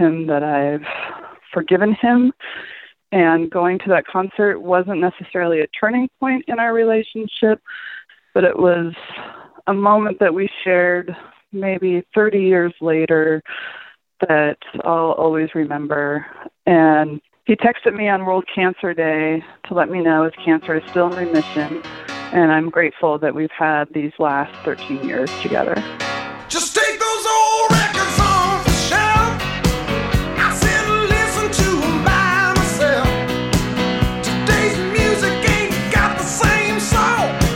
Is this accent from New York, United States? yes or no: no; Seattle, Washington, United States; from Seattle, where I grew up